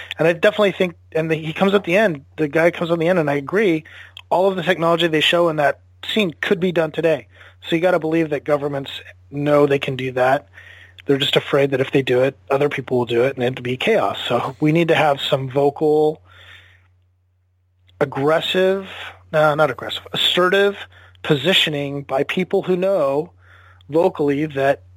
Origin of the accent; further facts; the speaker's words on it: United States; as an American